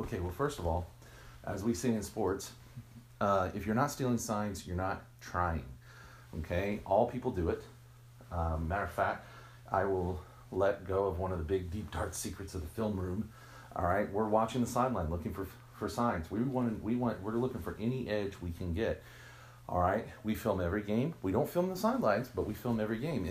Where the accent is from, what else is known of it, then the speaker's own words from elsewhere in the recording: Texas, United States; I am from Texas. I'm a proud Texan.